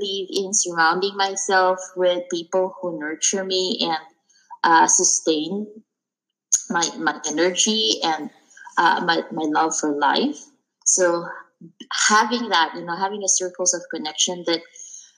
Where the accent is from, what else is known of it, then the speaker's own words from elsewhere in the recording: Philippines; moved away; I came from the Philippines, and I grew up in a culture